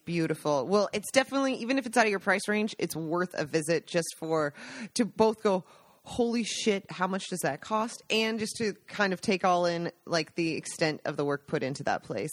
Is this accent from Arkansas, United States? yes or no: no; Washington, United States; moved away as an adult; now in Italy; I grew up in Washington State